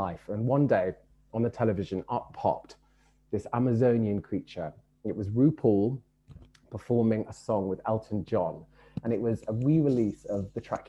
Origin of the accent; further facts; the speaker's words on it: London, United Kingdom; I grew up in Brixton in the 1980s.